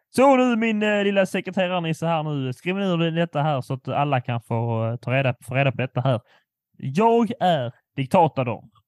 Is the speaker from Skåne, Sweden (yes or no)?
yes; Skåne, Sweden; min skånska stolthet